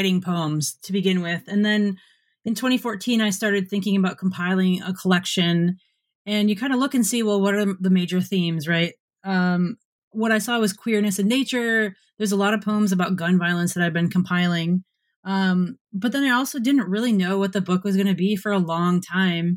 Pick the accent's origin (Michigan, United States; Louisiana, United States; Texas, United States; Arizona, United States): Michigan, United States; growing up in Michigan